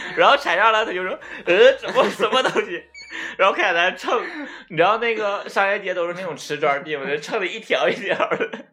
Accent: Northeast China, China; accent: Northeastern Mandarin; 我们东北话就是很埋汰嘛

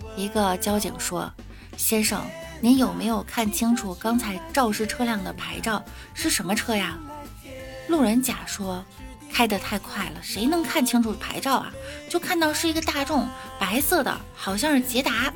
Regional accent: Beijing, China; 我来自北京

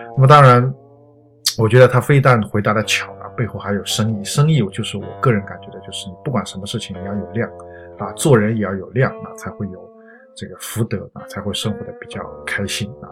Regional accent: China; 我们中国人

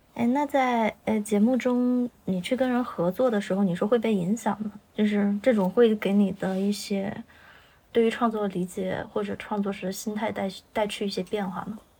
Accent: Chongqing, China; 我是重庆的

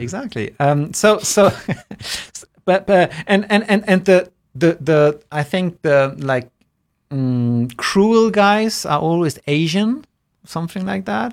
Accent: Germany; when I was growing up in Germany, even in in primary school

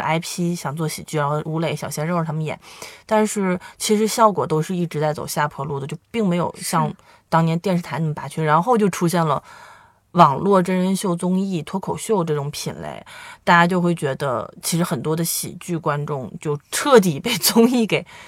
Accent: northern China, China; 因为我们都是北方人

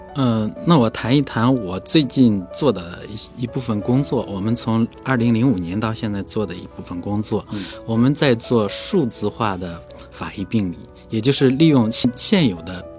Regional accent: China; 我们中国人

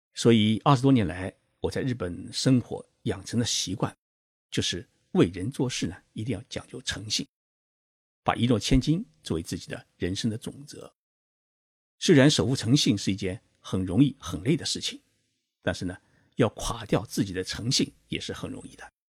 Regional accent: Zhejiang, China; now in Japan; 我是浙江人，从小呢就没有学好普通话

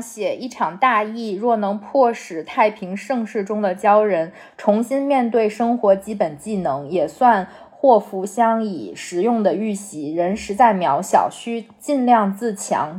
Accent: North China, China; 我从小生活在华北地区

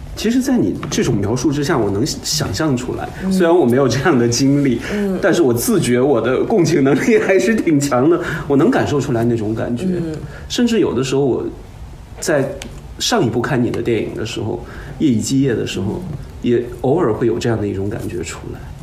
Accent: Baishan, Jilin, China; 我的老家和大鹏老家就隔着一个市， 我是白山市的

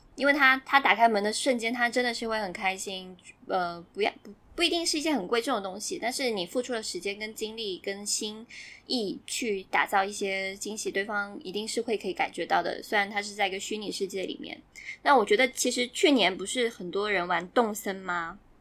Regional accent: Guangdong, China; 因为我超善人嘛，就是很多兄弟姐妹

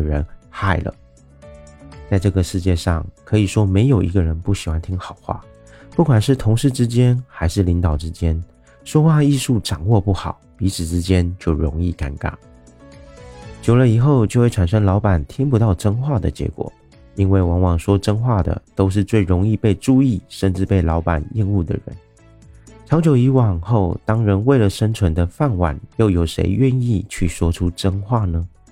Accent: Taiwan; 我是一位来自台湾喜欢旅行与热爱交朋友的

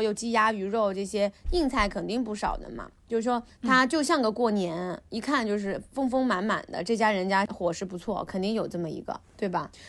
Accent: southern China, China; 我们南方糖醋鱼几乎是想吃就吃的。

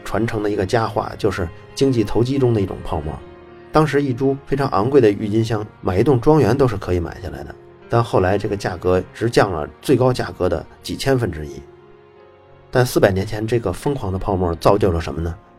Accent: China; moved away as an adult; also born or lived in Italy; 我中国的，我在这儿上大学

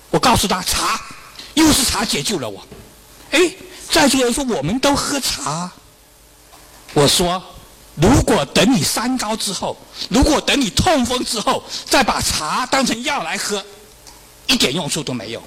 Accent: China; 我们中国人

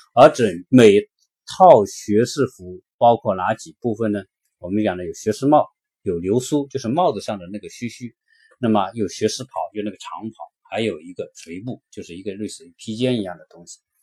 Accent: China; now in United States; 我们中国人

